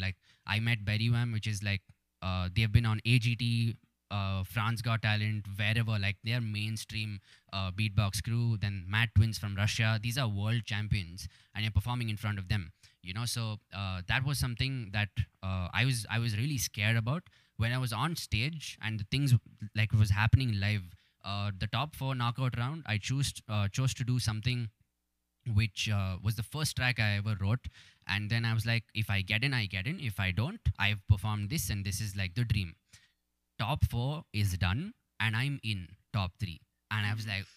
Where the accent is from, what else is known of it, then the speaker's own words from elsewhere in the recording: Bengaluru, Karnataka, India; has represented my city